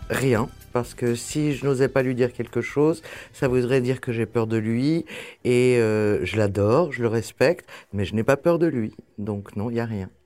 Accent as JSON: {"language": "French", "town": "Paris", "region": "Île-de-France", "country": "France", "tie": "born or raised there", "said": "Je suis né à Paris. J'ai vécu toute ma vie à Paris."}